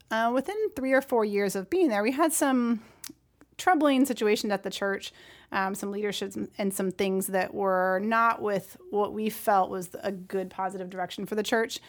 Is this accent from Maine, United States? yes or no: yes; Brunswick, Maine, United States; moved away as an adult; now in Tennessee, United States; a very wonderful community that I grew up with in Brunswick, Maine.